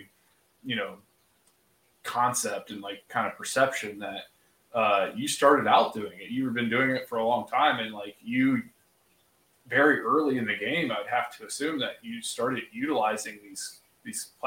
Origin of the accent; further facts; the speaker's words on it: Laurelville, Ohio, United States; I grew up in the Hocking County in the Hocking Hills of Ohio, like Salt Creek, like you mentioned the town Lorville, that's where I went to elementary school